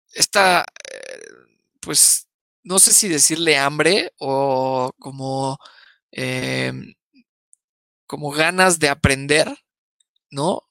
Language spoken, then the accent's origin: Spanish; Mexico; los, primeros enemigos de los mexicanos somos los mexicanos